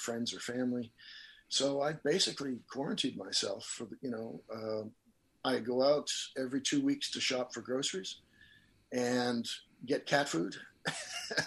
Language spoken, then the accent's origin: English; Nova Scotia, Canada; also born or lived in Los Angeles, United States; I come from Nova Scotia.